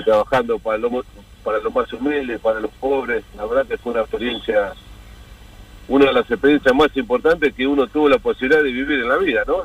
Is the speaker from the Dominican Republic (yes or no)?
no; Mar del Plata, Buenos Aires Province, Argentina; now in Buenos Aires, Argentina; nosotros somos todos de Mar del Plata en el año 87 hemos venido a vivir a Buenos Aires